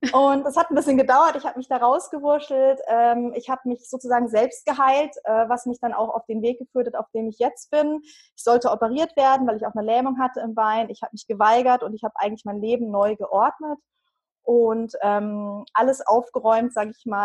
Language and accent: German; Bavaria, Germany; Ich äh, bin seit 15 Jahren, 15 Jahren, also ich bin aus Bayern, das hört man